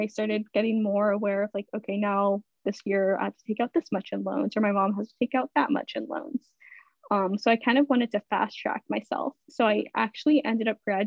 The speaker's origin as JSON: {"language": "English", "town": "Stockton", "region": "California", "country": "United States", "tie": "born or raised there", "also_born_or_lived": "Philadelphia", "moved": "as an adult", "said": "I grew up in Stockton, California"}